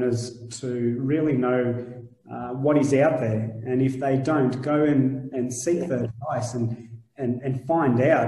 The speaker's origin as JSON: {"language": "English", "town": "Shepparton", "region": "Victoria", "country": "Australia", "moved": "yes", "lives_now": "Melbourne, Australia", "said": "I'm originally from Shepparton"}